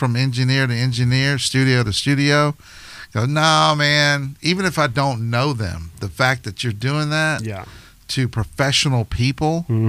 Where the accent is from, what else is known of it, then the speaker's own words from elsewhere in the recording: Hampton, Virginia, United States; I grew up in Hampton, Virginia. And I grew up in a church it was about a 2,000, 3,000 member church, so pretty sizable.